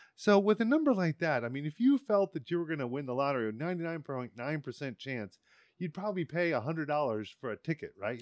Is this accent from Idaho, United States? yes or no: no; Washington, District of Columbia, United States; I was in the Washington, D C area